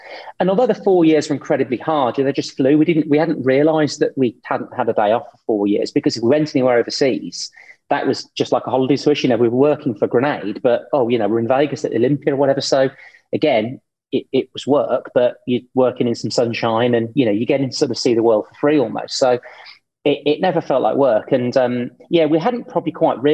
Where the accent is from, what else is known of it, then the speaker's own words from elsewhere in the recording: Birmingham, West Midlands, United Kingdom; I grew up with Cadbury's, you probably did too, because obviously I'm from Birmingham